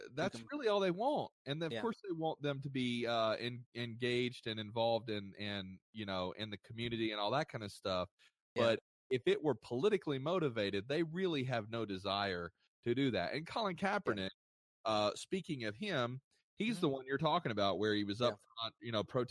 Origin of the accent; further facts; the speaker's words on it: United States; I was born and raised in the United States